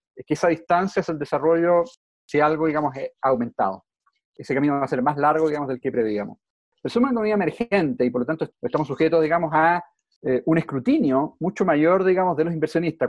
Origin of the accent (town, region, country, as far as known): Chile